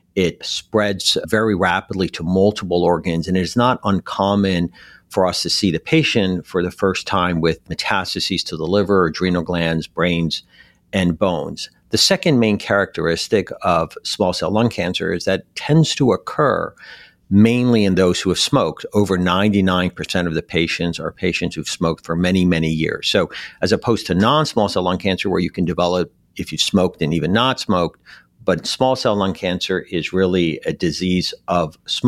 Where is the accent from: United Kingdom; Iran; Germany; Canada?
Iran; moved away; also born or lived in Detroit / Philadelphia / Texas / Western Europe; Well, I grew up pretty much in many cities, including my initial home country, Iran, and in Detroit, Philadelphia, Texas. I spent over a decade in Western Europe.